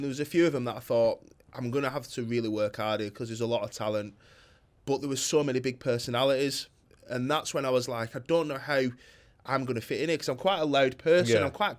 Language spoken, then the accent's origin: English; Bolton, North West England, United Kingdom; from Bolton who hasn't had a business for long